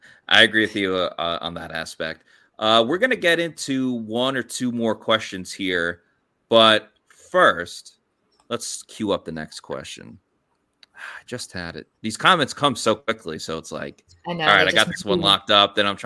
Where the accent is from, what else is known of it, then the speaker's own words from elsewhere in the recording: New York, United States; moved away; my New York football Jets, or who used to be my Jets with me growing up in New York